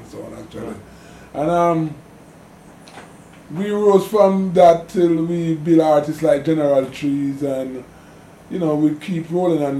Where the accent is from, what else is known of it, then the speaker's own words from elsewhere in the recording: Kingston, Jamaica; I was born in Kingston, actually, Kingston Hospital in City Kingston of Jamaica. You know, growing up with my father was a very poor man, he used to sell food around town